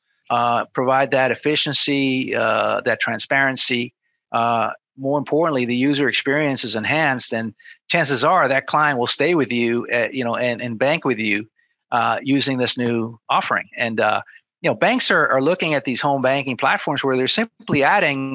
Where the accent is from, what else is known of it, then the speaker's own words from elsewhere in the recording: New Jersey, United States; I grew up in New Jersey